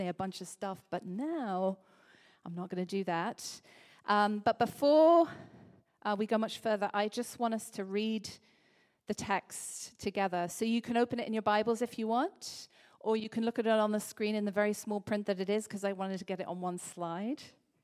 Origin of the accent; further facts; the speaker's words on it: Liverpool, North West England, United Kingdom; I'm from Liverpool.